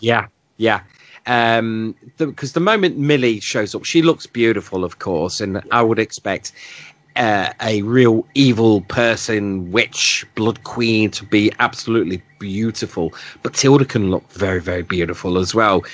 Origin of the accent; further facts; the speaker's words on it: United Kingdom; being a Brit